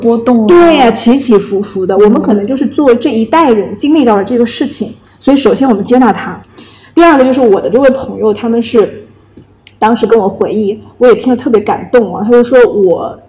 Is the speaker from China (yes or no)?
yes; China; 我我们我们中国人说因祸得福